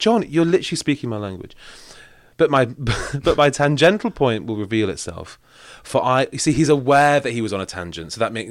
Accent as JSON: {"language": "English", "town": "Manchester", "region": "North West England", "country": "United Kingdom", "said": "We didn't live in the woods. I'm from Manchester. Oh, very, sure. Very urban area."}